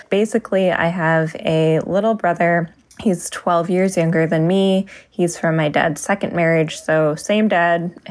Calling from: Midwest, United States; Hi, Dan and everyone. I'm calling from the Midwest.

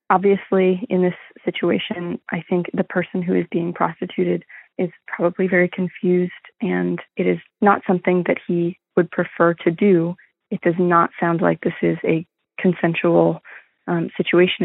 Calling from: Austin, Texas, United States; I'm calling from Austin, Texas

